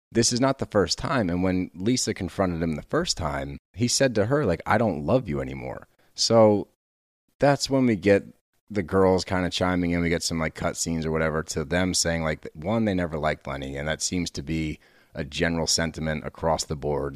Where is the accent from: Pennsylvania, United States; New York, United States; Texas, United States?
Texas, United States; I was born in Texas